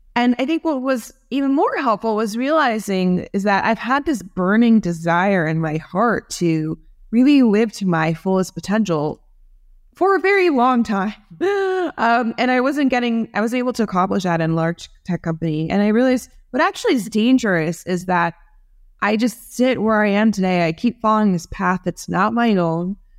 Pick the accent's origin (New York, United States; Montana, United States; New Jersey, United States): New Jersey, United States; I grew up in New Jersey